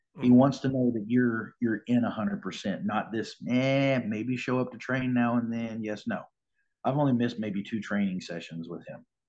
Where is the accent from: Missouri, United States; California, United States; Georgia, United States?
Missouri, United States; Springfield; I grew up here in Springfield. I was born here, and uh, went to school Central High School.